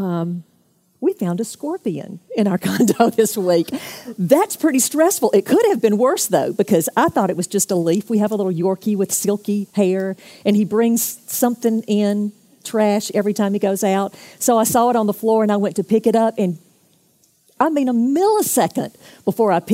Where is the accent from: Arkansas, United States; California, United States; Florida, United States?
Florida, United States; Jacksonville; I'm from Jacksonville